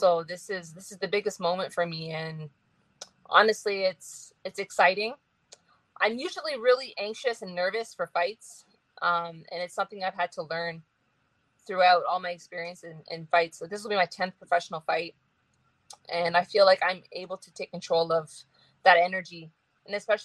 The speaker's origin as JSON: {"language": "English", "region": "Ontario", "country": "Canada", "said": "I come from Ontario"}